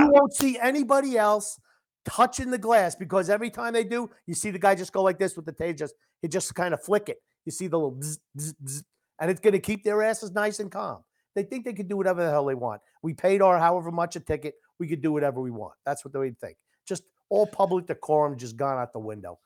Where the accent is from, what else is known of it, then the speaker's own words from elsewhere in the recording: New York, United States; I'm a New Yorker.